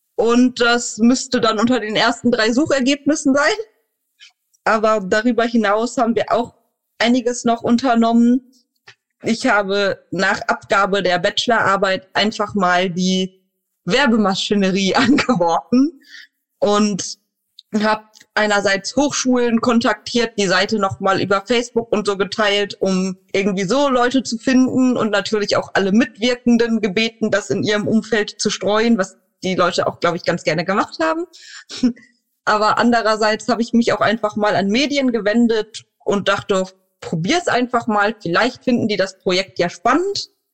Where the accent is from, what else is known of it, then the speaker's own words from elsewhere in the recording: Neuss, North Rhine-Westphalia, Germany; in einer inklusiven Radioredaktion in Neuss, da wo ich herkomme